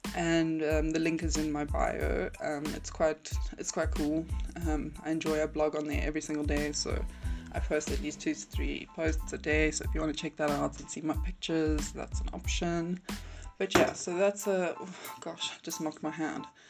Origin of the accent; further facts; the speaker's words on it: South Africa; I'm from South Africa.